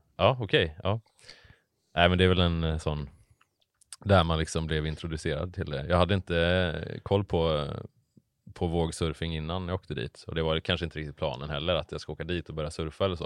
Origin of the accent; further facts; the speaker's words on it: Hammarö, Värmland, Sweden; moved away as an adult; also born or lived in Bohuslän; now in Gothenburg, Sweden; jag är född och uppvuxen på, eh, Hammarö utanför